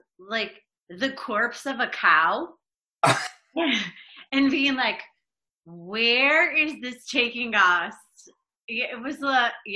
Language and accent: English; Rochester, New York, United States; moved away as an adult; also born or lived in Buffalo, New York / Albany, New York; Rochester, New York is where I'm originally from